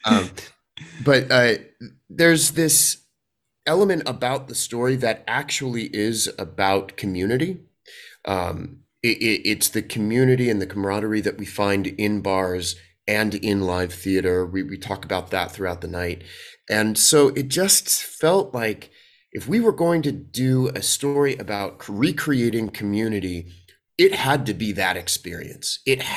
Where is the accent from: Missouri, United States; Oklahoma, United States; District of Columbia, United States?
District of Columbia, United States; Washington; also born or lived in New York; now in Los Angeles, United States; I grew up in Washington, D.C., and then spent a lot of time doing theater in New York before moving out to L.A., so it's the New York LA actor experience is a pretty common one here.